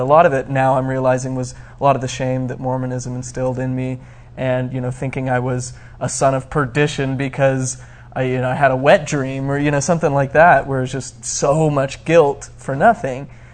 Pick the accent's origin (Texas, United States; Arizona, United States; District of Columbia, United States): Arizona, United States; also born or lived in Flagstaff, Arizona; I grew up in Arizona and uh, my family moved to Flagstaff when I was probably about 10